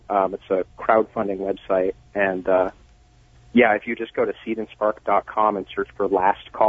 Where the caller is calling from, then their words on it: Seattle, Washington, United States; Seattle, Washington.